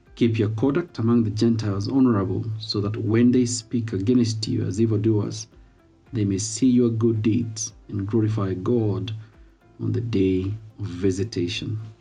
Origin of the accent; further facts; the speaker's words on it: Kenya; I am Kenyan, and I'm a follower of Jesus Christ